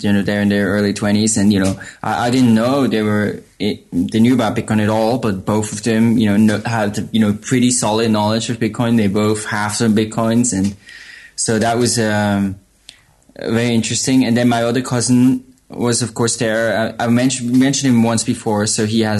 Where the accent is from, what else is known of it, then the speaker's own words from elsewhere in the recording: Switzerland; now in Berlin, Germany; I'm originally from Switzerland, but live in Berlin